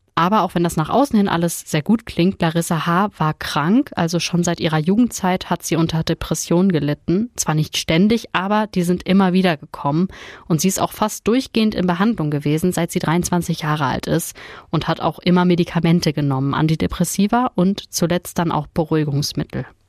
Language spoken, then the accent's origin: German; Ruhr area, North Rhine-Westphalia, Germany; Bei uns im Ruhrgebiet